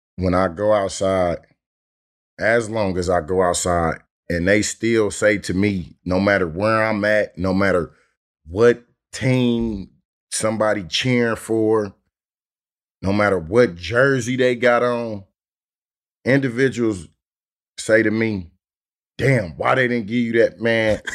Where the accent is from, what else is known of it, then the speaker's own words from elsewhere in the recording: Oakland, California, United States; I'm from North Oakland, straight up, Ice City, represented four hundred